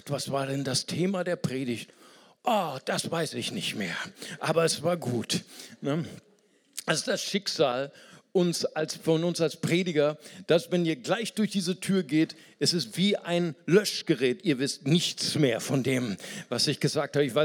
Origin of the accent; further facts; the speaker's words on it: Brazil; German is a second language; ich fühle, ich fühle, bin Brasilianer, ich fühle, dass ich weiser werde.